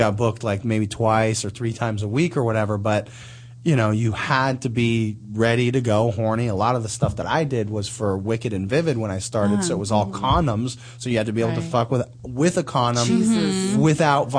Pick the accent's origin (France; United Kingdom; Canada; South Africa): Canada; moved away as an adult; also born or lived in Los Angeles; I'm from Canada, and I ended up